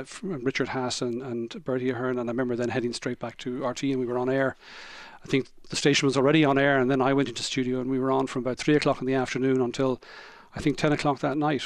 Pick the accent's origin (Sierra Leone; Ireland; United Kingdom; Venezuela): Ireland; as an Irish citizen, what this would mean for, from, for me, for my, for my family, for my children growing up in, uh, in this, uh, changed, uh, Ireland, and how much better it would be, hopefully, than the Ireland that we'd grown up